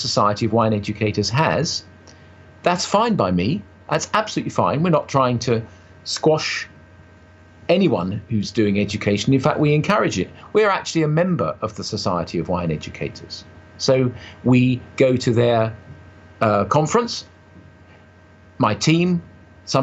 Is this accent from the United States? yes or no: no; United Kingdom; to me, being a Brit